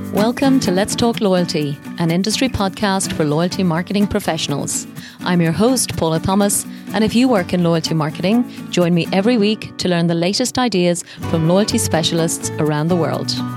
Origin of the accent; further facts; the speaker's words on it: Ireland; a fellow Irishman